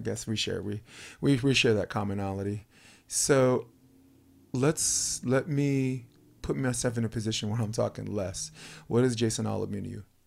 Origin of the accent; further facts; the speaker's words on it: New York City, New York, United States; moved away as an adult; I'm a kid from Brooklyn